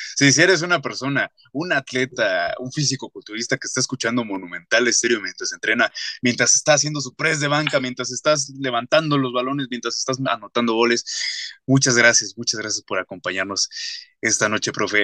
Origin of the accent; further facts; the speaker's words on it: Mexico; como sociedad y más siendo la mexicana